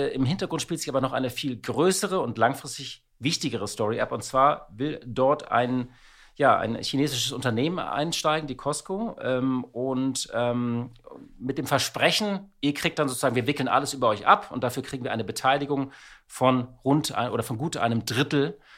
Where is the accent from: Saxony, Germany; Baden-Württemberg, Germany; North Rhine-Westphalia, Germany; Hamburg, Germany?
Hamburg, Germany; Ja, es gibt Aufregung um äh, die Hala. Als Hamburger kenne ich das.